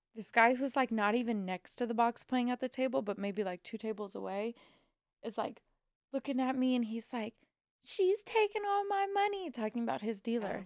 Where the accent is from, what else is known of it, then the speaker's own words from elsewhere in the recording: Missouri, United States; I'm from Missouri